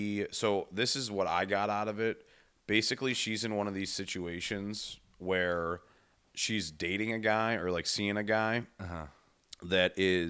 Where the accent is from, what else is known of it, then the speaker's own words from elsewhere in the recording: Cleveland, Ohio, United States; I'm from Cleveland, you know? And everybody's a nurse.